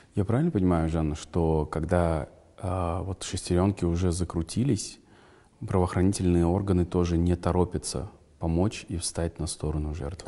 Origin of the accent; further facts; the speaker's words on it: Kazakhstan; Я, я, казах, я казах